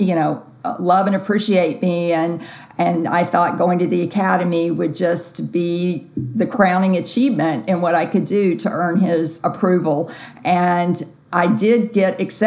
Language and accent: English; Jackson, Mississippi, United States; grew up in Jackson and went to high school